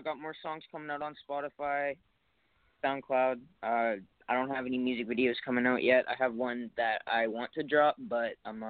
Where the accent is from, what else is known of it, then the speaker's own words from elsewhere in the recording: Nanaimo, British Columbia, Canada; also born or lived in Mission / Edmonton; All right, so I was born in Nanaimo, then moved to Mission, very young. I was like two, and then I went back to Nanaimo, and then to Edmonton, and then back to Nanaimo again